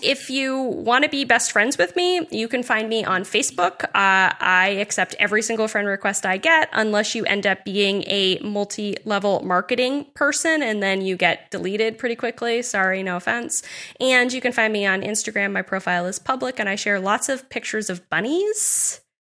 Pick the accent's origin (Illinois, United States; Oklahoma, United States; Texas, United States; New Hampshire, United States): New Hampshire, United States; Nottingham; also born or lived in Dover, New Hampshire / Newmarket, New Hampshire / Durham, New Hampshire; I'm also a New Hampshire native. I've lived here my entire life